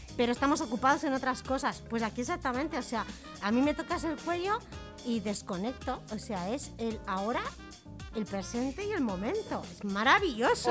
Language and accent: Spanish; Santa Coloma de Gramenet, Catalonia, Spain; yo soy de Can Mariné, de la calle Camprodón